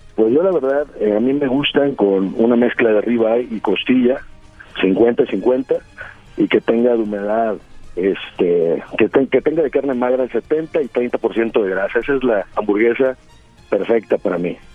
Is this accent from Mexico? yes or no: yes; Tamaulipas, Mexico; accent: Norteño; soy de Tamaulipas